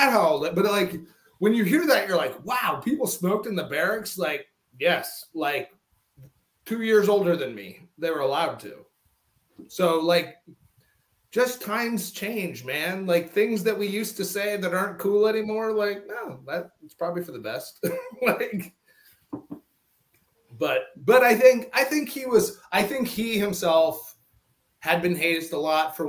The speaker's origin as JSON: {"language": "English", "region": "North Dakota", "country": "United States", "tie": "born or raised there", "moved": "as an adult", "said": "I'm a kid from North Dakota, like that grew up feeling like part of a greater family"}